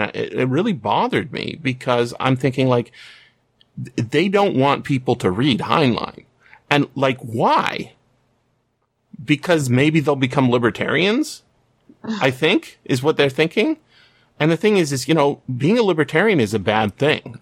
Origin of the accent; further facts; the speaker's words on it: British Columbia, Canada; I'm a British Columbian.